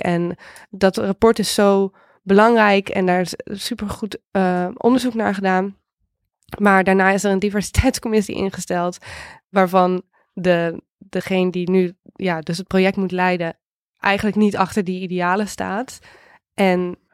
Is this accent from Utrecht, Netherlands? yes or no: yes; Houten, Utrecht, Netherlands; moved away as an adult; also born or lived in California; Ik ben opgegroeid in Houten. Dat ligt net naast Utrecht.